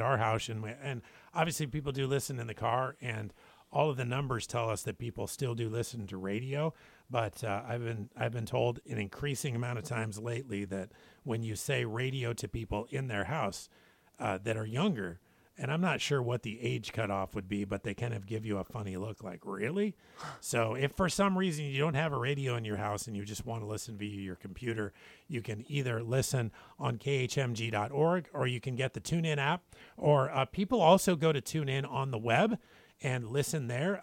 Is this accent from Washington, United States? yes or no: yes; Spokane, Washington, United States; now in Guam; my hometown, Spokane, Washington